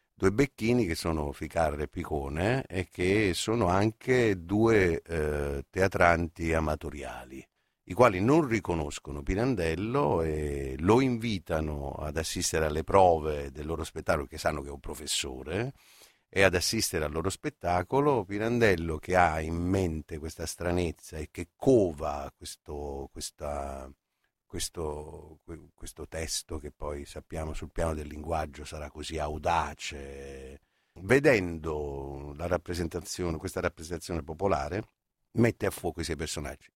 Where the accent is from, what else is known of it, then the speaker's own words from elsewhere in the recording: Naples, Campania, Italy; io sono napoletano